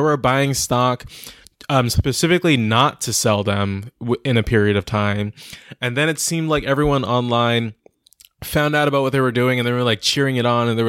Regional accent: Inglewood, California, United States; I grew up in Inglewood

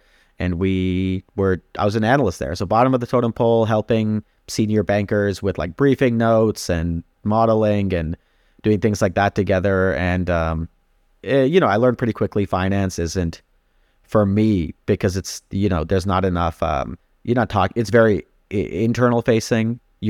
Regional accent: India; now in Canada; We're immigrants to Canada. So we immigrated here from India in the mid 90s.

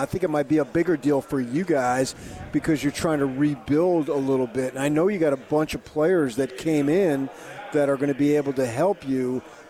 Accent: Arizona, United States; I grew up in Arizona, so I'm a dreaded Arizona State grad.

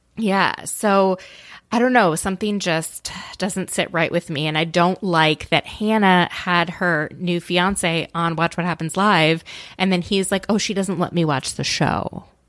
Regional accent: Minnesota, United States; I'm from Minnesota

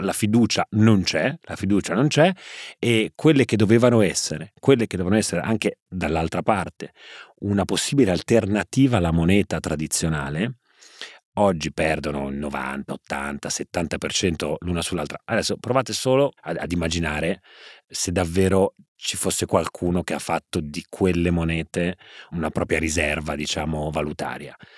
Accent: Genoa, Liguria, Italy; da buon genovese

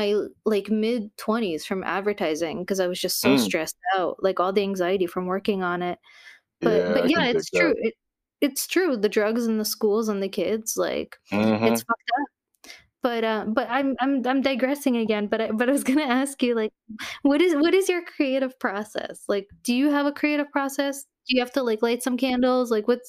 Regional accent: Connecticut, United States; I grew up in Connecticut

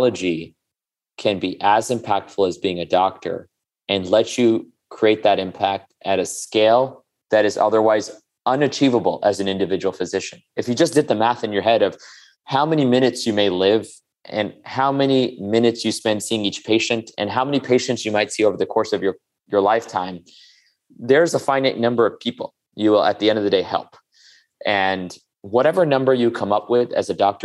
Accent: New York City, New York, United States; also born or lived in India; I was born in India to immigrant parents. Came to this country when I was 2 and moved to Queens, right next to Shea Stadium.

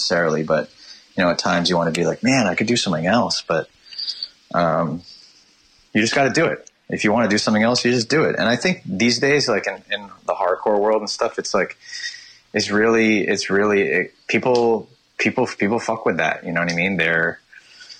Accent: Toronto, Ontario, Canada; also born or lived in England; I grew up in the east end of Toronto

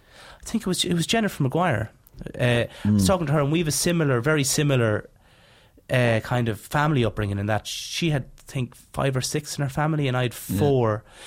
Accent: Leinster, Ireland; moved away; also born or lived in Dublin; I grew up in Laois.

